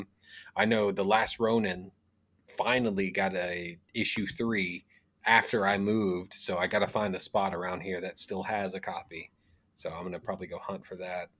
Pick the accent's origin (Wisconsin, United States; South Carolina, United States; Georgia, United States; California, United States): Georgia, United States; Locust Grove / McDonough area; born or raised there